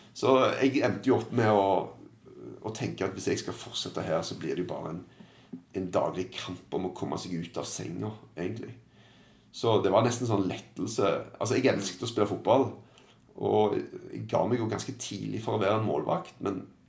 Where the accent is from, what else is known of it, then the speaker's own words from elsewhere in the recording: Stavanger, Rogaland, Norway; moved away as an adult; also born or lived in England; Så flytta jeg hjem, og så begynte jeg å jobbe ganske tidlig for min eh, gamle klubb i Stavanger